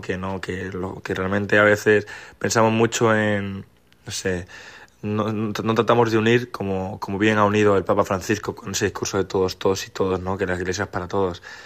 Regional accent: Málaga, Andalusia, Spain; soy de Málaga y he venido a la JMJ gracias a mi colegio, un colegio en el que llevo más de 15 años

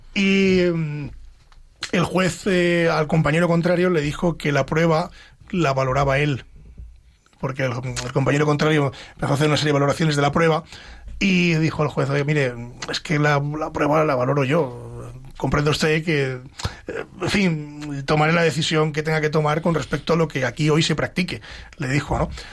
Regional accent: Pedro Bernardo, Castile and León, Spain; Pedro Bernardo, a mi pueblo

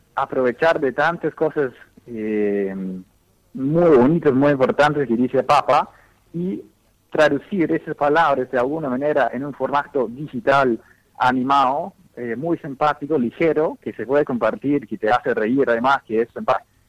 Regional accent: Dallas, Texas, United States; Spanish is a second language; moved away as an adult; also born or lived in Latin America; now in Rome, Italy; yo originalmente nací en Dallas, en los Estados Unidos

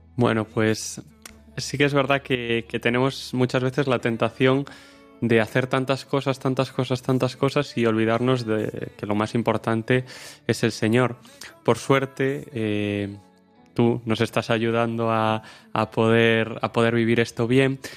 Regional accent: O Porriño, Galicia, Spain; soy de Porriño, un pueblo al lado de Vigo

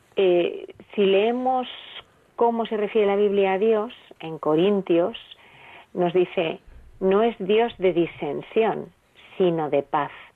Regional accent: Spain; como somos los españoles

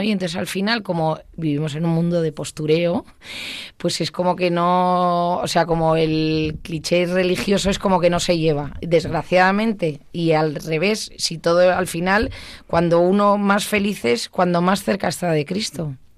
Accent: Basque Country, Spain; como buena vasca

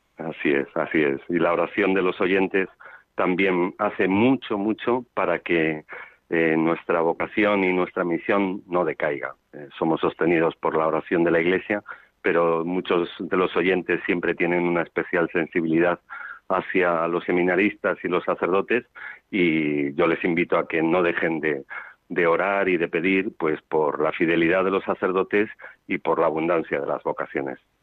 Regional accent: Zamora, Castile and León, Spain; now in Madrid, Spain; no renuncio de mis orígenes zamoranos que siempre son de Castilla la Vieja

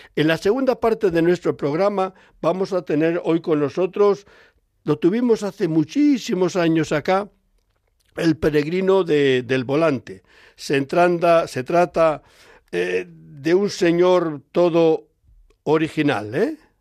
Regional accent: Palencia, Castile and León, Spain; yo soy del mundo rural soy de Palencia

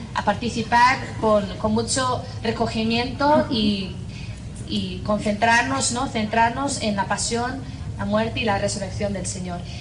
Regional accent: Northern Ireland, United Kingdom; accent: strong Irish; Spanish is a second language; moved away; soy de Irlanda del Norte, tengo 28 años

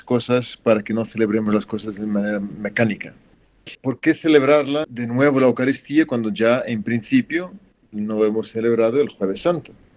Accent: Portugal; moved away; también en mi país, en Portugal, se celebra el jueves

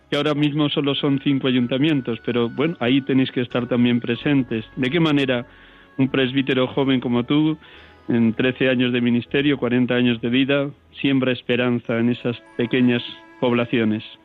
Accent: Riaza, Castile and León, Spain; moved away; mi pueblo Riaza

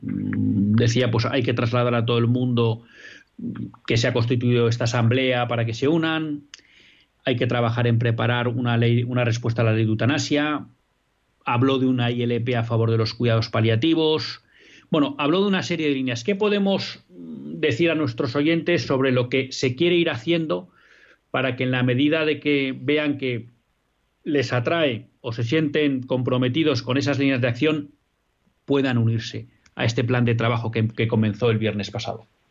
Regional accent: Bilbao, Basque Country, Spain; yo soy de Bilbao

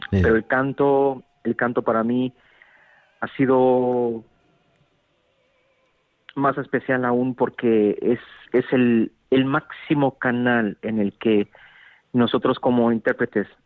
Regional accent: Mexico; now in Munich, Germany; Soy mexicano, claro.

